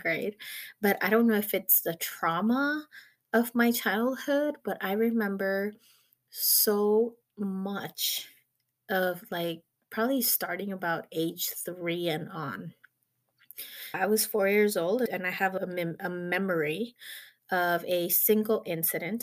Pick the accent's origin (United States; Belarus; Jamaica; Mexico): Mexico; moved away; I actually was born in Mexico and I grew up in Mexico